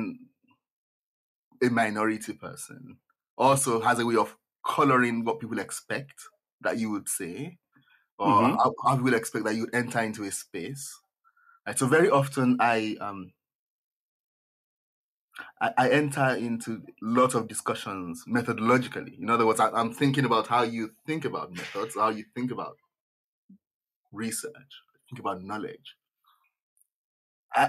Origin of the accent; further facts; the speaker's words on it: Nigeria; moved away; I grew up in a majority, in fact, an absolutely black society